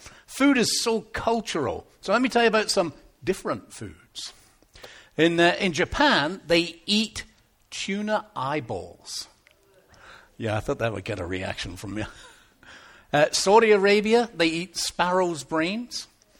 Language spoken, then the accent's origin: English; England, United Kingdom; now in Canada; When we first came over to Canada, and I saw English muffins, I'm from England, that was the first time I had ever seen English muffins. We don't have them in England.